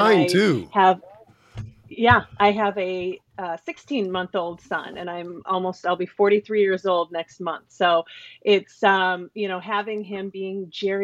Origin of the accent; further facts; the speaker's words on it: Minnesota, United States; moved away as an adult; also born or lived in Chicago, Illinois; I moved from Chicago, where I'd spent the last 15 years, back to my home state of Minnesota